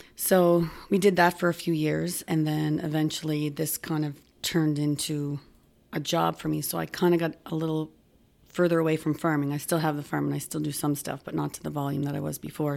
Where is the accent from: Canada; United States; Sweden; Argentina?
Canada; Halifax, Nova Scotia; moved away as an adult; now in Cape Breton, Canada; I grew up in Spryfield